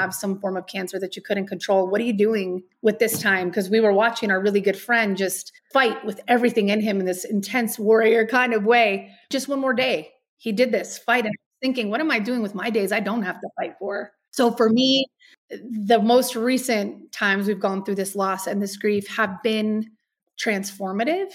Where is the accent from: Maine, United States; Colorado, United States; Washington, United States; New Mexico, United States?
New Mexico, United States; Albuquerque; moved away as an adult; also born or lived in El Paso, Texas / Los Angeles; now in Castle Rock, United States; I was born in El Paso, Texas. I was raised in Albuquerque, New Mexico.